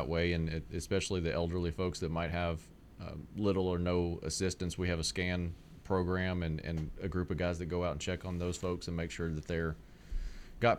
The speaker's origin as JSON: {"language": "English", "town": "Jackson", "region": "Mississippi", "country": "United States", "tie": "born or raised there", "moved": "as an adult", "lives_now": "Middle Tennessee, United States", "said": "I grew up in Mississippi"}